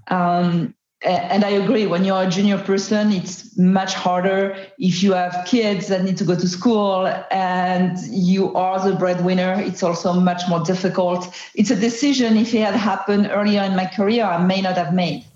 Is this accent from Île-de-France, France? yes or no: no; Marseille, Provence-Alpes-Côte d'Azur, France; English is a second language; moved away; I'm from Marseille in France